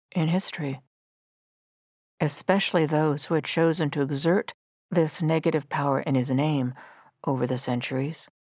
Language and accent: English; United States; also born or lived in Hamburg, Germany; an American high school graduate, to begin a year as a foreign exchange student